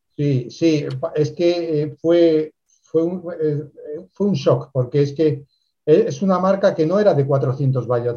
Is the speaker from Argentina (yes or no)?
no; Spain; aquí también, en España